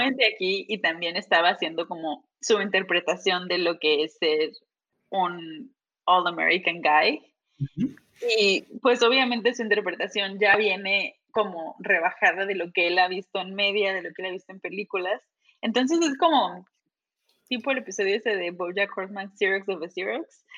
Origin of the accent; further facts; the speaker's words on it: Veracruz, Mexico; moved away as an adult; also born or lived in Monterrey / Mexico City; now in United States; soy de Veracruz, eh, estudié